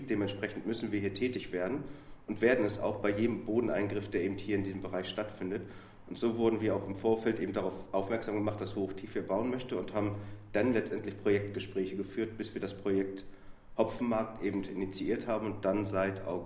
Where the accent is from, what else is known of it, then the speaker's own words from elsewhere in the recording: Hamburg, Germany; bin jetzt nach 13 Jahren Rumtingeln im archäologischen Geschäft wieder in meiner Heimatstadt und froh und glücklich, mitten in meiner Heimatstadt ausgraben zu dürfen.